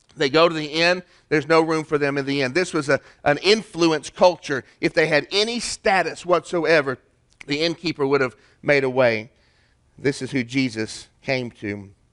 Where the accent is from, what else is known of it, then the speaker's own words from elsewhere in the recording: Chattanooga, Tennessee, United States; In my town, my hometown, we got a place called Onion Bottom